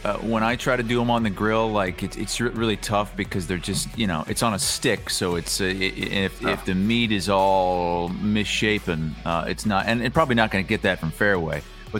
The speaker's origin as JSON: {"language": "English", "region": "Iowa", "country": "United States", "said": "It's not a great area, but I came from Iowa, so"}